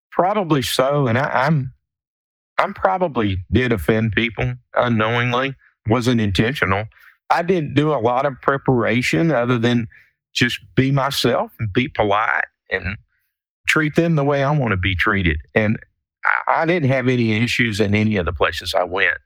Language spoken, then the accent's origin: English; South Texas, United States; I grew up in South Texas